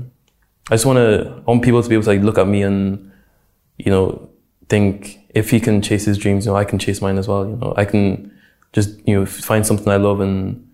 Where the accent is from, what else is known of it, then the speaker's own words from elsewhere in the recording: Dundalk, County Louth, Ireland; I think Dundalk was a pretty cool place to grow up. You know, when I tell people I'm from Dundalk